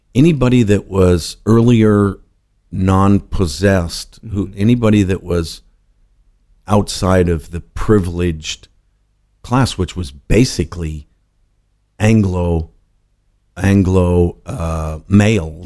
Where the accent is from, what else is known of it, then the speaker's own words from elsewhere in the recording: Los Angeles, California, United States; also born or lived in Whittier; I grew up in a suburb of Los Angeles okay. in the East Side.